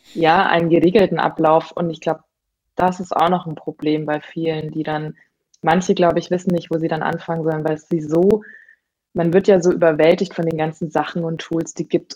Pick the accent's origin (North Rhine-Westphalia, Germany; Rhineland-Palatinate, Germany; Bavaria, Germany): Bavaria, Germany; moved away as an adult; also born or lived in Hamburg; ich komme ursprünglich aus Bayern